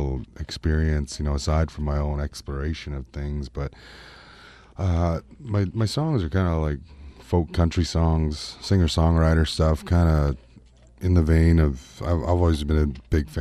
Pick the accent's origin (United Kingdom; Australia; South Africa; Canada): Canada; I am Canadian singer-songwriter